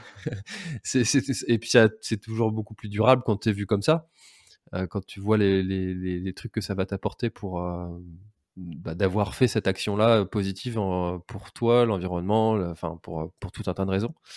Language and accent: French; Brittany, France